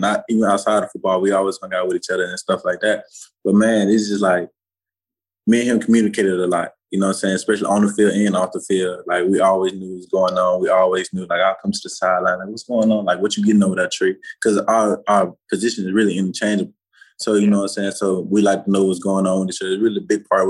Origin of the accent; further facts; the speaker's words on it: Louisiana, United States; moved away as an adult; now in Florida, United States; I'm from Louisiana